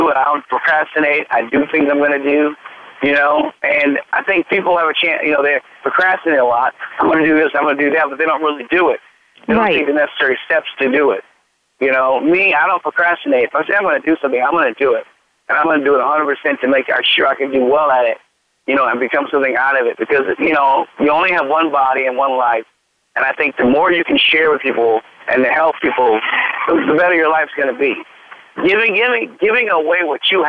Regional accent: United States; I believe that I am an American. I may have a lot of mixture in me, but ultimately I am an American

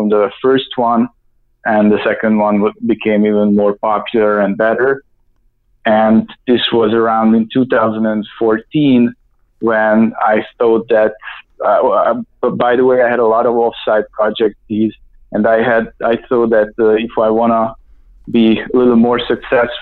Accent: Budapest, Hungary; moved away as an adult; also born or lived in United States; I was born in Hungary, Budapest, and my story pretty much started when I came to the U.S. for an exchange student

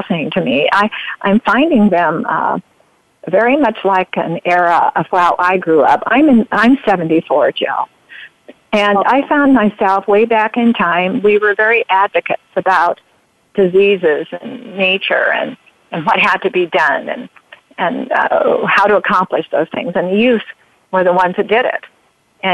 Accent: Oregon, United States; also born or lived in Grants Pass, Oregon; Yeah, I'm an Oregonian. Born.

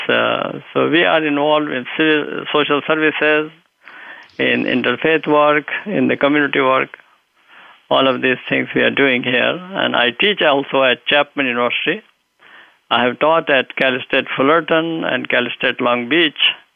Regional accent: India; moved away as an adult; also born or lived in Lucknow / Medina, Saudi Arabia; now in United States; I grew up in India. I had my early education there.

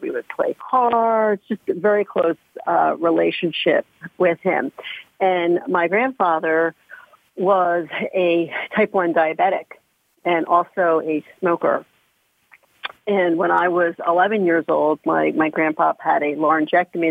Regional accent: outside of Philadelphia, Pennsylvania, United States; I grew up outside of Philadelphia

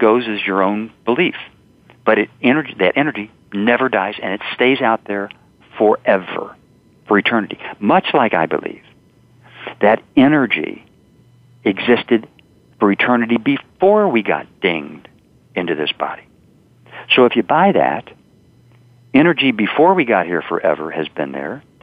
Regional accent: the South, United States; I'm from the South

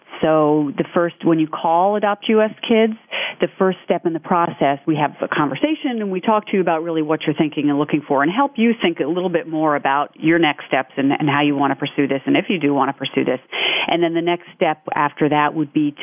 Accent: New York City, New York, United States; I'm from New York City

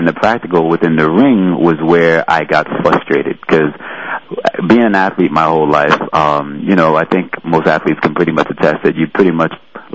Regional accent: New York City, New York, United States; I was born and raised in New York City, so I grew up actually in Jamaica, Queens.

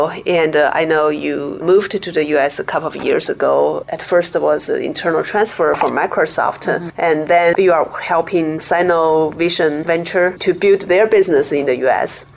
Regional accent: China; moved away as an adult; now in United States; We grew up in China, we worked in China

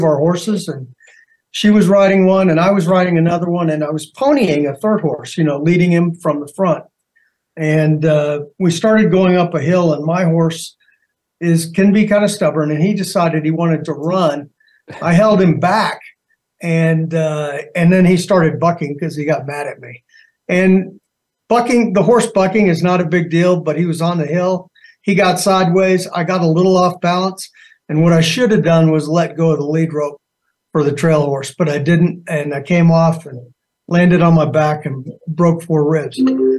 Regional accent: Arizona, United States; also born or lived in Germany; I was born actually in Germany. I consider Arizona home, but, you know, being a military family, we lived all over the place.

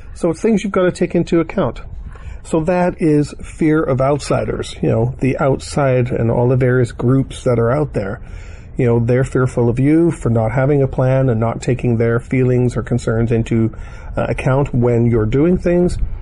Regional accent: Canada; accent: Canadian; I'm Canadian because uh, the way I say Toronto

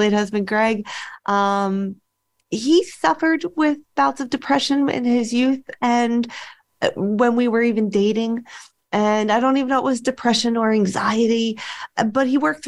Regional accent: Philadelphia, Pennsylvania, United States; moved away as an adult; I grew up in Philadelphia and then moved away.

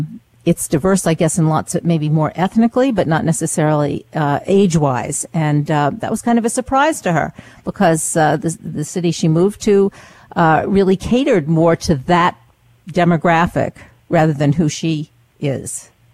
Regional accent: Maine, United States; now in New York City, United States; I'm originally from Maine, now living in New York City

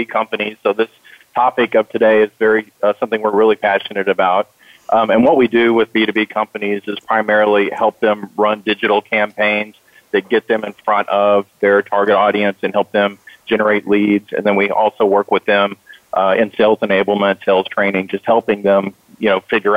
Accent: Dallas, Texas, United States; living in the Dallas-Fort Worth area. It's where I grew up

